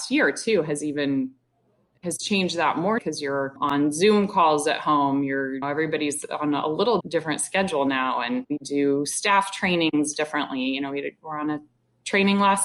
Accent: Indianapolis, Indiana, United States; moved away as an adult; I grew up in Indianapolis.

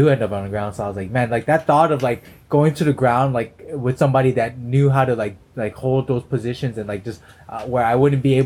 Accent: Los Angeles, California, United States; I grew up freaking, you know

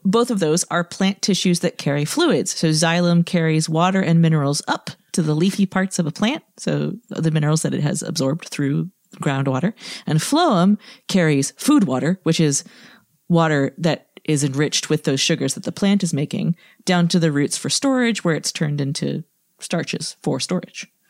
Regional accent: Connecticut, United States; I grew up in Connecticut

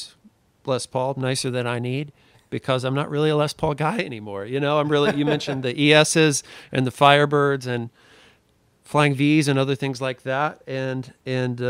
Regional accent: Missouri, United States; moved away; I'm originally from Missouri

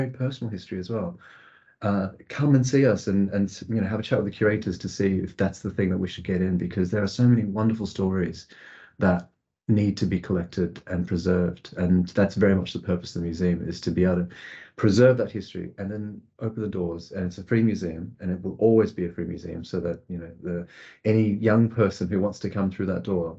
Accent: Australia; now in United Kingdom; I grew up in Australia

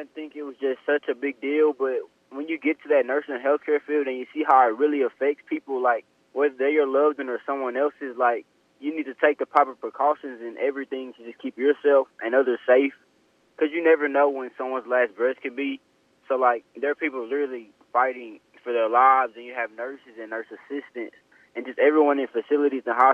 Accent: Grenada, Mississippi, United States; I'm from Grenada, Mississippi, about an hour away from the Senatobia campus

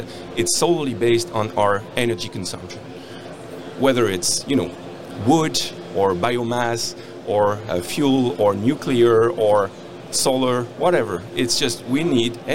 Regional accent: France; moved away as an adult; now in Canada; I come from France. I'm an engineer. And I came to Canada 10 years ago to work in a mine.

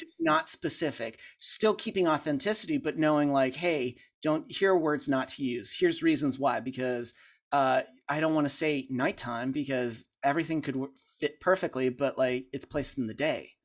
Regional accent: Pittsburgh, Pennsylvania, United States; moved away as an adult; now in Franklin, United States; I grew up in Pittsburgh

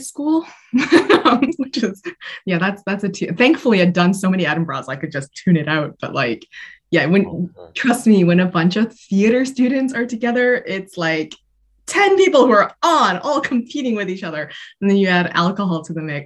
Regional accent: Canada; moved away as an adult; now in United Kingdom

